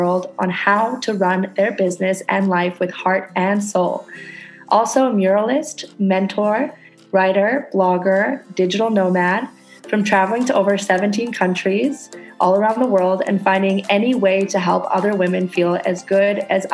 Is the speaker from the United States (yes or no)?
no; Canada; moved away as an adult; now in Indonesia